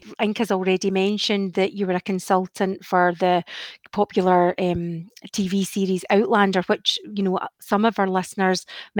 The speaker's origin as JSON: {"language": "English", "area": "Isle of Mull", "region": "Scotland", "country": "United Kingdom", "tie": "born or raised there", "said": "Growing up on the Isle of Mull, of all the Gaelic classes I attended in primary school, I seem to have come out with Happy New Year"}